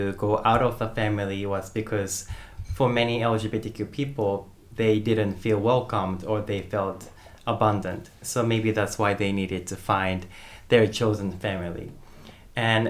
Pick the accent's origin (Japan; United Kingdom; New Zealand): Japan; moved away as an adult; also born or lived in United States; I grew up in Japan, and I lived in Japan until when I was 18.